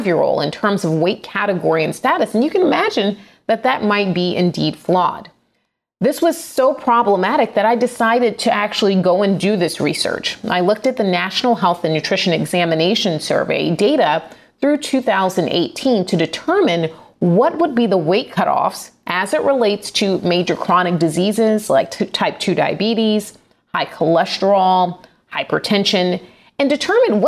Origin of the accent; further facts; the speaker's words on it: Atlanta, Georgia, United States; my hometown of Atlanta, Georgia